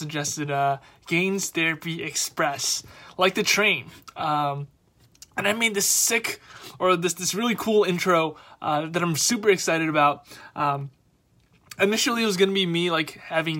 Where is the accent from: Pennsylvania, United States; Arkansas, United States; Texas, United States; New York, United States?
New York, United States; New York City; I grew up, I'm from Queens, Queens, New York